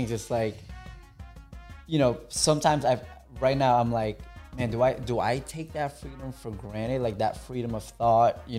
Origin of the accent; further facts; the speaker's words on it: Philippines; now in United States; because like I came from the Philippines, right? Where, I mean, we're considered third world, you know.